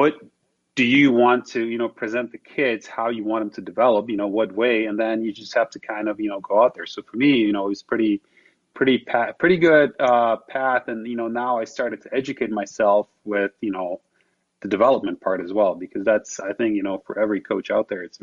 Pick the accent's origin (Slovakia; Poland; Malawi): Slovakia; English is a second language; moved away as an adult; for me, growing up in Slovakia